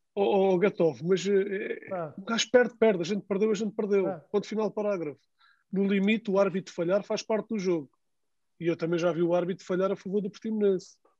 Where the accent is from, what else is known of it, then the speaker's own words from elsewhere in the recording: Algarve, Portugal; sou do Algarve